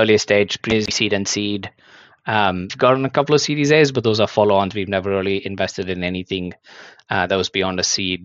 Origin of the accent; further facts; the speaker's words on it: India; moved away as an adult; now in Hong Kong; I was actually born and brought up in India